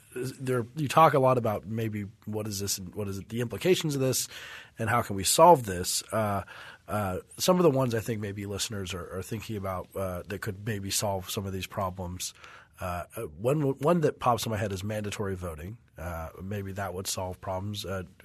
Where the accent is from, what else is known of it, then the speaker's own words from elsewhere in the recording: Colorado, United States; You know, in my home state of Colorado, I think had 1 year of government required where we learned about the branches of government.